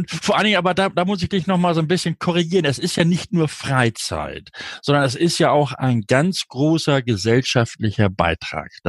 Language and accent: German; Northern Germany, Germany; Das habe ich hoffentlich jetzt richtig gesagt als Norddeutscher.